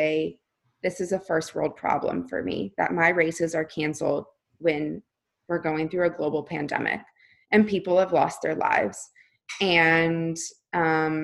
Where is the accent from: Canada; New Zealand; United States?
United States; Florida; now in California, United States; I grew up in Florida. I now live in California